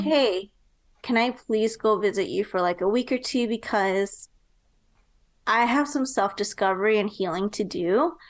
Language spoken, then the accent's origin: English; Nebraska, United States; moved away as an adult; now in Texas, United States; later on moved to Nebraska. And that's actually where I was raised.